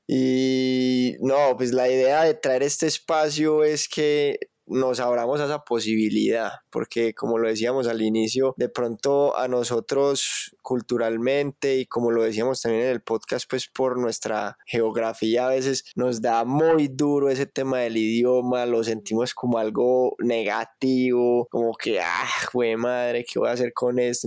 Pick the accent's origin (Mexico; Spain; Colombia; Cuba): Colombia; nosotros estamos aquí en Colombia, al lado Venezuela, al otro lado Ecuador, Perú